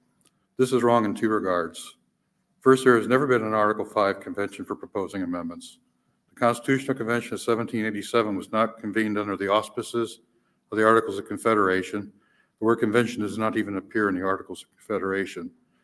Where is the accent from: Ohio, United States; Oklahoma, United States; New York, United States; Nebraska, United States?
Ohio, United States; Ashland; I'm from Ashland, Ohio, House District 67.